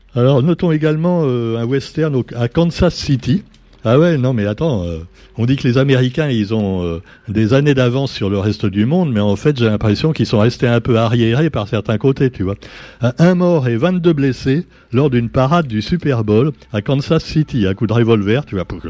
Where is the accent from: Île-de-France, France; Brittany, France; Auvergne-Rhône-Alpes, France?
Île-de-France, France; Paris; moved away; moi-même je suis parisien de naissance